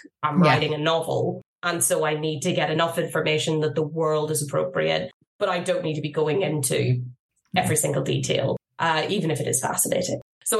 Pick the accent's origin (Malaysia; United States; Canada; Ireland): Ireland; even though I am Irish